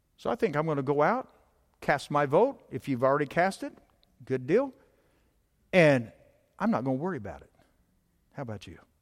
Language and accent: English; United States; I was born in the United States of America. So, down the list, I'm an American